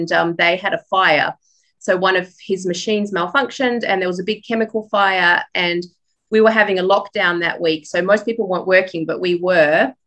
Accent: Perth, Western Australia, Australia; born or raised there; accent: Australian; also born or lived in Poland

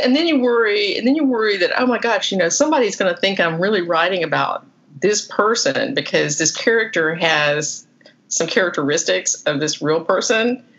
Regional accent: the South, United States; accent: southern; now in Florida, United States; I have such a southern accent

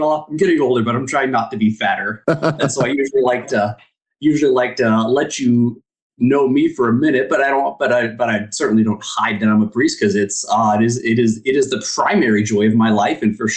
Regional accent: Cheyenne, Wyoming, United States; now in Newcastle, United States; Dad was military. That moved us to Cheyenne when I was really young, and that was the only place I remember. So okay. Yeah, raised in Cheyenne

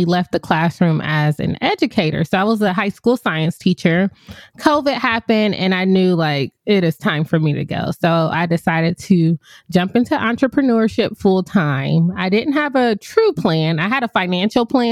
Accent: Ohio, United States; moved away as an adult; also born or lived in Puerto Rico; I'm from Ohio.

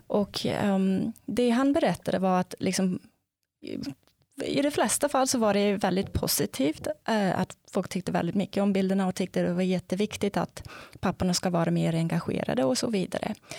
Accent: South Africa; Swedish is a second language; moved away as an adult; now in Sweden; jag kommer ursprungligen från Sydafrika och ehm, ja, jag flyttade hit till Sverige som masterstudent från början

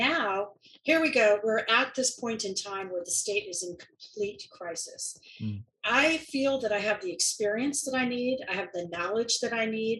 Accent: Williamsburg, Virginia, United States; now in Oregon, United States; I grew up in Williamsburg

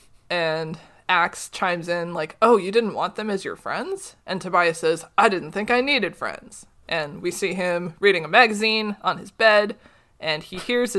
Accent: Minnesota, United States; I'm Minnesotan

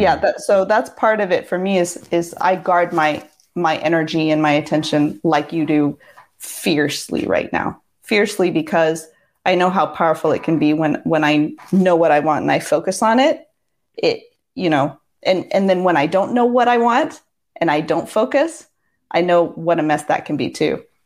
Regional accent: Seattle, Washington, United States; moved away as an adult; I grew up in Seattle from ages six to twenty-four, so those were pretty much my formative years

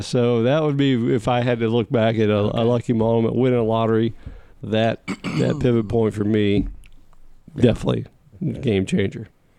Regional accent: South Carolina, United States; moved away as an adult; also born or lived in Kansas; now in North Carolina, United States; I mean, I grew up in South Carolina, married Natalie from St. Louis. We had kids in Kansas.

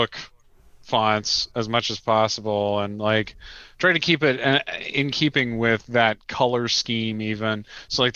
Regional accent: the South, United States; I'm from the South

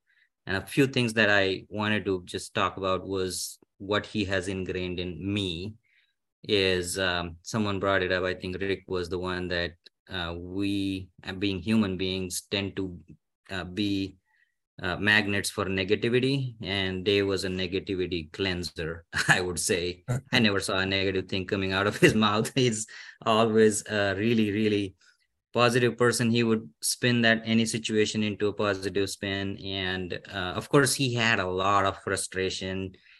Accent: India; moved away as an adult; now in United States; I came from India in 2007, and my new growth started as a learner here in the US.

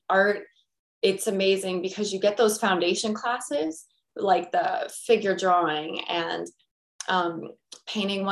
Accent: United States; I'm American

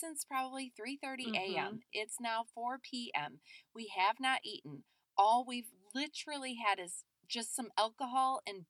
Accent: Chicago, Illinois, United States; oh my gosh, where are you from? And we say the Chicago area

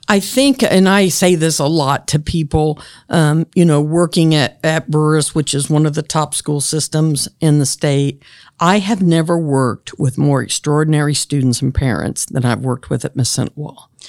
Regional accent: Grant County, Indiana, United States; when I grew up in Grant County

